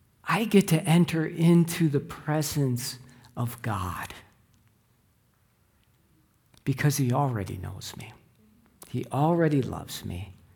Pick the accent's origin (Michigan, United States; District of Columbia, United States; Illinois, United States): Illinois, United States; Chicago; I grew up in the Chicago area, and at a young age, I was indoctrinated to be a Chicago Bears fan.